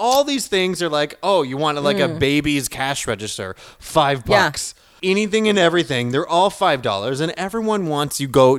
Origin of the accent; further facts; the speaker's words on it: Beaver Bank, Nova Scotia, Canada; I'm from the town next door, Beaver Bank.